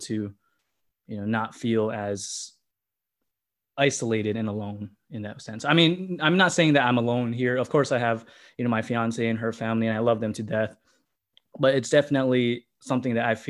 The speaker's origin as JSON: {"language": "English", "region": "Hawaii", "country": "United States", "also_born_or_lived": "Las Vegas", "moved": "yes", "lives_now": "California, United States", "said": "we all originated from Hawaii, and then we have family that moved to Vegas"}